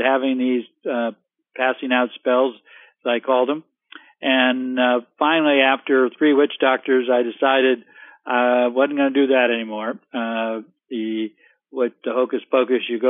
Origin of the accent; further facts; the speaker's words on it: Central California, United States; I'm from California, Central California, raised on a dairy farm